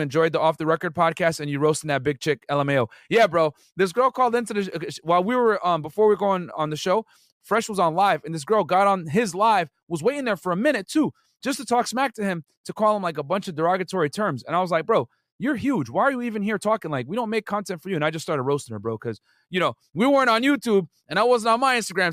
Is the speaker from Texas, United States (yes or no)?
no; Connecticut, United States; now in Miami, United States; I'm originally from Connecticut